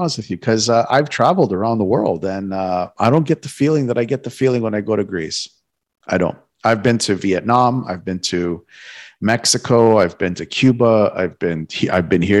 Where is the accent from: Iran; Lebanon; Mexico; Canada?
Canada; Toronto, Ontario; moved away as an adult; now in South Florida, United States; I was born and raised in Toronto. My whole life I spent in Toronto